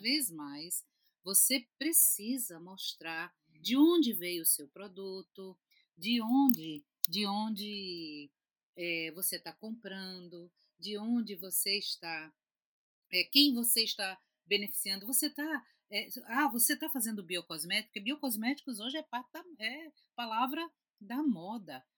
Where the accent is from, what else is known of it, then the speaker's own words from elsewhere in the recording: Recife, Pernambuco, Brazil; eu sou de Recife, Pernambuco